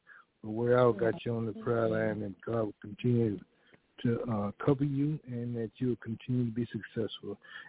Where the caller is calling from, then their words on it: Fort Worth, Texas, United States; And I'm calling from Fort Worth.